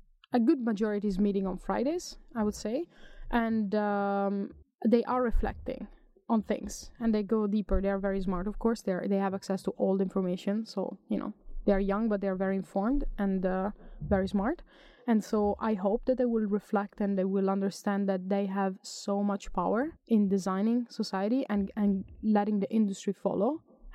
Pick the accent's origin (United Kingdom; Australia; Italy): Italy; moved away as an adult; also born or lived in Germany; now in Sweden; I'm from Italy. I've lived in Sweden for 10 years